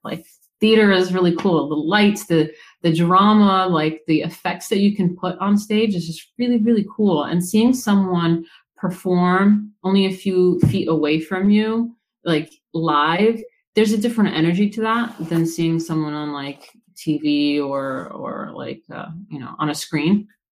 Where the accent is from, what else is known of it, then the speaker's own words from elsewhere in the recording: Woodstock, New York, United States; I'm from like New York, like Woodstock area